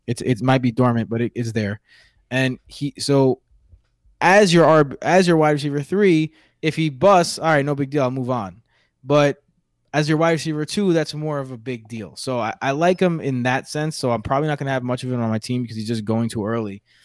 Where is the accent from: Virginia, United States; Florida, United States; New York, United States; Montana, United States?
New York, United States; New York City; accent: New York; my New York accent, which my wife tells me I have all the time.